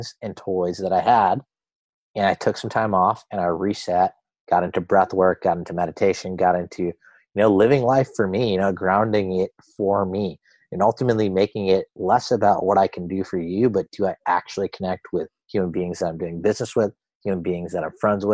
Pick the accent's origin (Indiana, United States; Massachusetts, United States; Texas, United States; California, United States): Massachusetts, United States; Boston; I'm an Indian guy. My parents are immigrants. I come from Boston